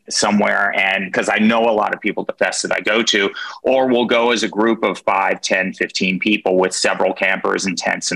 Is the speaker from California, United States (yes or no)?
no; Hollywood, Florida, United States; he and I were born and raised in Hollywood, Florida, USA, actually born in the same hospital